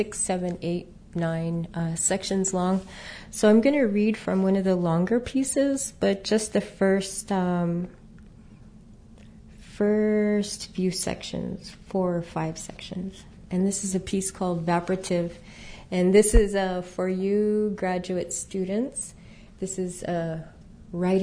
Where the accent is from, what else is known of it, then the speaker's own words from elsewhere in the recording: Southwest, United States; I grew up in the Southwest